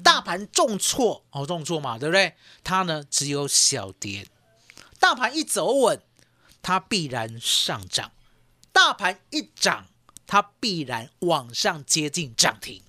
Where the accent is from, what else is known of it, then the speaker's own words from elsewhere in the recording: Taiwan; 我们台湾人很厉害哦